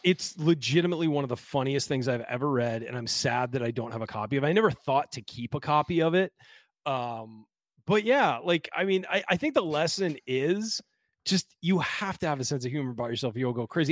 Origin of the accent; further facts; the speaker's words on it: California, United States; moved away; I'm from California, and I'll never be a true Hoosier